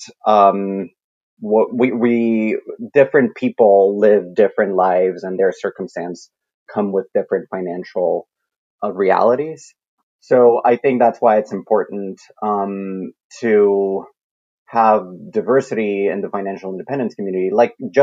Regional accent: Colombia; moved away; I grew up in Colombia

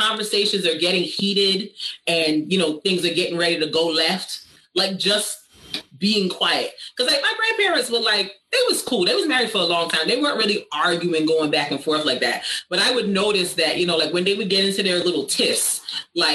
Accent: Barbados; I'm an islander. I'm from Barbados. That's where my family's from.

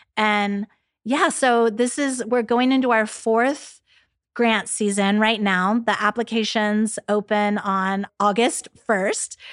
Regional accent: San Diego, California, United States; Growing up in San Diego, you know, so close to Mexico

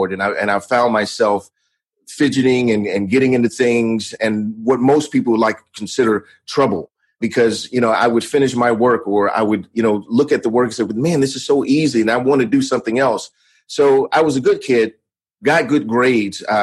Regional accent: Atlanta, Georgia, United States; also born or lived in Miami / Las Vegas; I was actually born in Atlanta, Georgia. And I grew up here for the majority of my youth

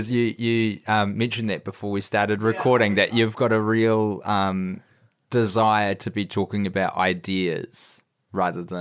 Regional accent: United States; as an American political junkie

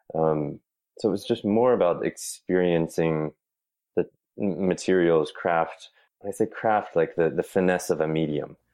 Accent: Raleigh, North Carolina, United States; also born or lived in Trenton, New Jersey; We moved to North Carolina when I was maybe a year old. So I've really spent all of my time in Raleigh and suburbs of Raleigh uh, when I was growing up

